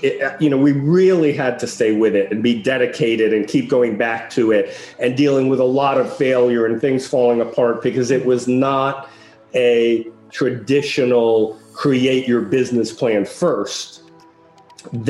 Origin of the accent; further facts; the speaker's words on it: New York City, New York, United States; also born or lived in Paris, France; You know, I grew up in Greenwich Village